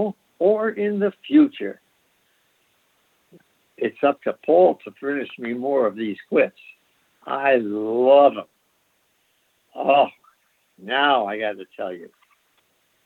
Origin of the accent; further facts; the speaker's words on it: Syracuse, New York, United States; my hometown